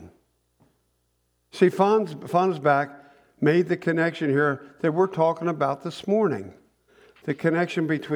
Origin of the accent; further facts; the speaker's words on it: Newark, Delaware, United States; I grew up in Newark